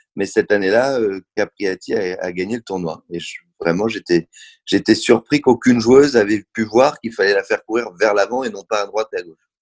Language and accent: French; Paris, Île-de-France, France; je suis né à Paris